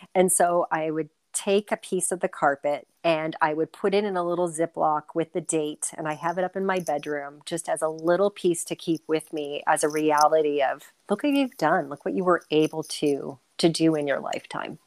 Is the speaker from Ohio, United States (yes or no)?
yes; Cleveland, Ohio, United States; moved away as an adult; also born or lived in New York City; now in Canada; I'm born and raised in Cleveland, Ohio